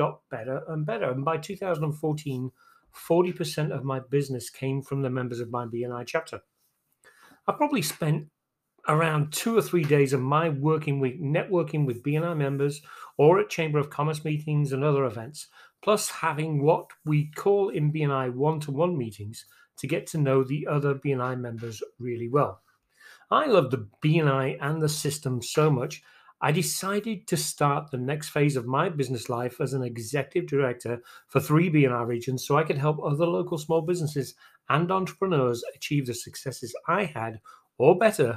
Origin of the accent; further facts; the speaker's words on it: England, United Kingdom; moved away as an adult; now in Texas, United States; I'm originally from England. I moved to Texas in December 2000